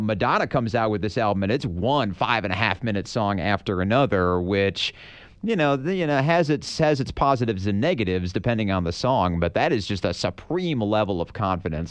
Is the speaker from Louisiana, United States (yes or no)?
no; Michigan, United States; We're both from Michigan